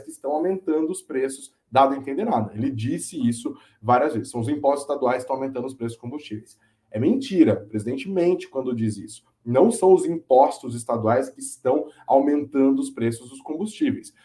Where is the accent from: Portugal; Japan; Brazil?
Brazil; a gente tem que tomar enquanto brasileiros